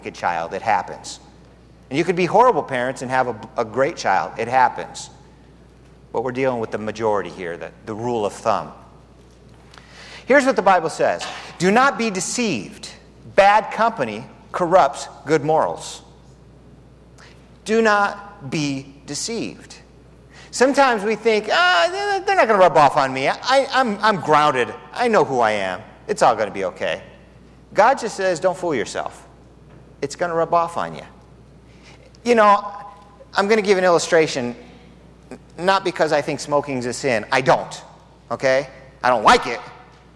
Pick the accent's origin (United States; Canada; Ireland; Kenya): United States; Southern California; now in Tucson, United States; I'm from Southern California where you can taste the air. We've got good air here